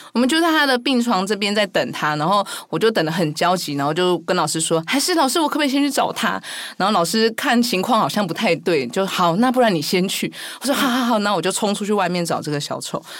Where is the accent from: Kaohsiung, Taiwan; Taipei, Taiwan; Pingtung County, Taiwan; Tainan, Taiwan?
Kaohsiung, Taiwan; 我是在高雄出生